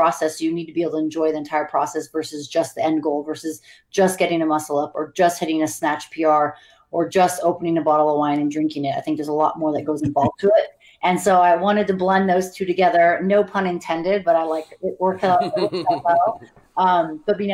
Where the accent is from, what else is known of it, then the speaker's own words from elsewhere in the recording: Montana, United States; moved away as an adult; also born or lived in California / Hawaii / Bay Area; now in Las Vegas, United States; I was born in California, but pretty much grew up in Montana